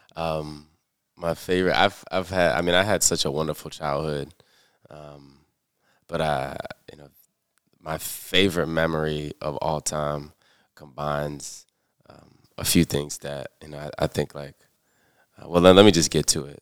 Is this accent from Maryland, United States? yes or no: yes; Prince George's County, Maryland, United States; moved away as an adult; also born or lived in Washington, D.C. / Chicago; now in Baltimore, United States; I was born in Washington, D C, raised in Prince George's County